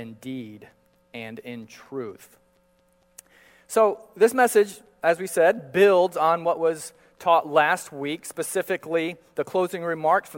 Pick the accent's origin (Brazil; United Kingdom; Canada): Brazil; Manaus, Amazonas; I grew up in Brazil and often walking the streets of Manaus